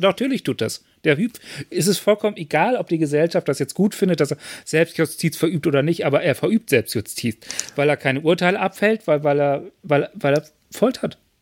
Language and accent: German; Lower Saxony, Germany; ich bin ja in Niedersachsen aufgewachsen